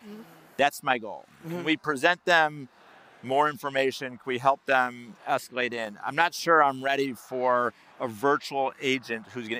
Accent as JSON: {"language": "English", "town": "Chicago", "region": "Illinois", "country": "United States", "said": "I'm from Chicago."}